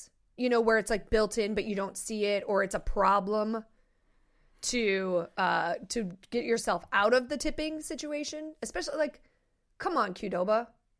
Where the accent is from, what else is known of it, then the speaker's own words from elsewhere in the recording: Iowa, United States; Like, we grew up in Iowa.